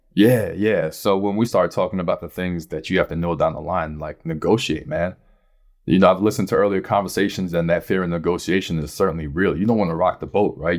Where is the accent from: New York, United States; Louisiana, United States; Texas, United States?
New York, United States; New York City; I'm from Brooklyn